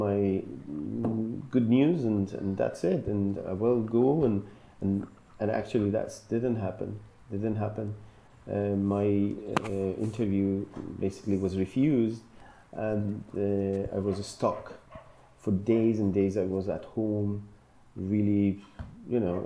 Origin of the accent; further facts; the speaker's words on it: Iran; moved away as an adult; now in Glasgow, United Kingdom; I am born and raised in Iran, and I came to UK in December 2008